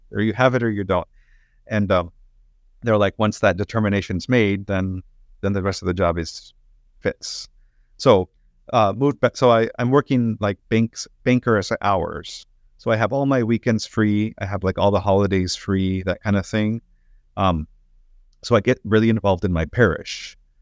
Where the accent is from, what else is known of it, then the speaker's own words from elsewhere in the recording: Oklahoma City, Oklahoma, United States; moved away as an adult; also born or lived in Michigan / Fort Worth; now in Dallas, United States; I grew up in Oklahoma City in a parish run by Discalced Carmelites